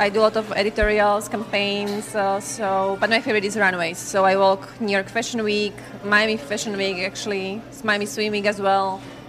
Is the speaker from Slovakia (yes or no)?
yes; Slovakia; first language Slovak; English is a second language; moved away as an adult; now in United States; I'm from Slovakia. So I got scouted when I was 14 in my hometown